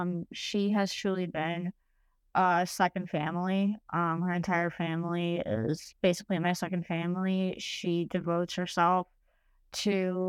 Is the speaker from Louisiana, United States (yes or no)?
no; Chicago, Illinois, United States; born there; also born or lived in Uruguay; Okay, so I was born in Chicago. My mom is from Uruguay, South America, and my dad's from Romania. I lived in Chicago up until I was 7, and then I moved to Uruguay